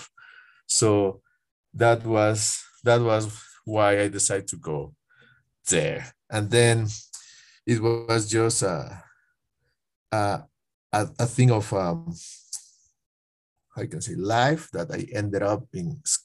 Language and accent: English; Piñas, El Oro, Ecuador; now in Quito, Ecuador; The province is named El Oro, but my hometown is named Piñas